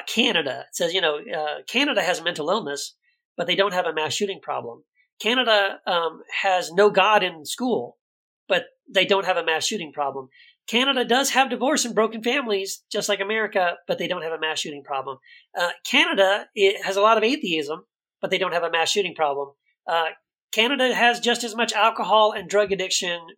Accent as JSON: {"language": "English", "town": "El Paso", "region": "Texas", "country": "United States", "tie": "born or raised there", "said": "when I grew up in El Paso, I was a conservative Christian."}